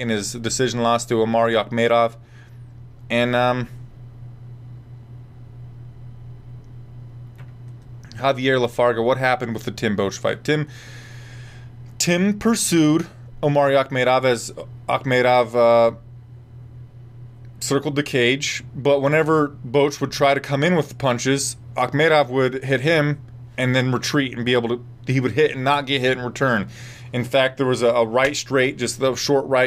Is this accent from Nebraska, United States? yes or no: yes; Nebraska, United States; I'm from Nebraska.